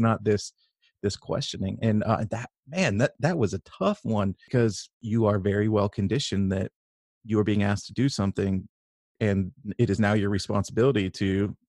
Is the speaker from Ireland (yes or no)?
no; California, United States; And I grew up in Northern California with, you know, kind of a liberal outlook from my parents